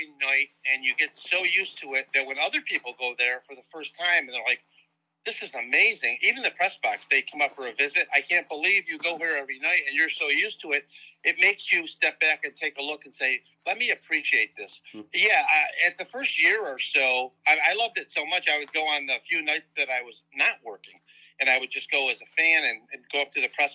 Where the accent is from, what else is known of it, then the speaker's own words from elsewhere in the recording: Rochester, New York, United States; I'm from Rochester